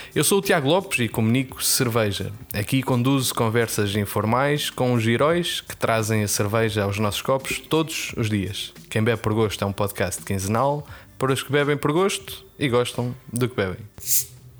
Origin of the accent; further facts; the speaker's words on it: North, Portugal; accent: northern Portuguese; é a pronúncia, é a pronúncia do Norte.